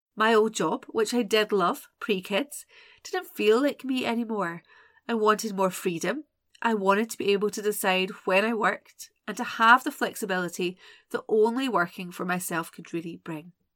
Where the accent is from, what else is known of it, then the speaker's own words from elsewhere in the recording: Scotland, United Kingdom; I'm Scottish